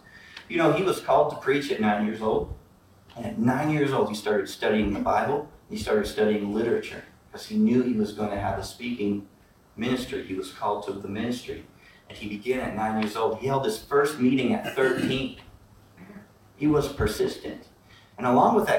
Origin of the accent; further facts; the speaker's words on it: Midwest, United States; I grew up in the Midwest